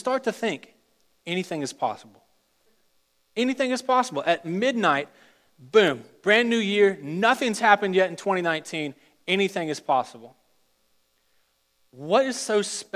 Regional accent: Richmond, Virginia, United States; moved away as an adult; I'm from Richmond, Virginia. I went through all of my primary school, secondary school, and college in the state of Virginia

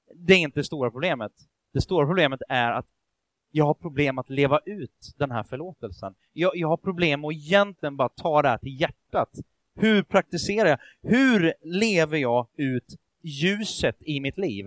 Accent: Sweden; Vi är ju ändå svenskar

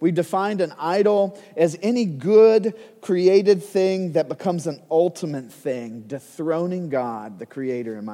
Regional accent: United States; as an American

